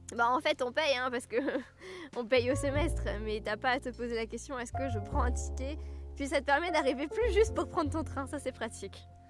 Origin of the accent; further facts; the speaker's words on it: Alsace, Grand Est, France; accent: Alsatian; mon accent alsacien revenait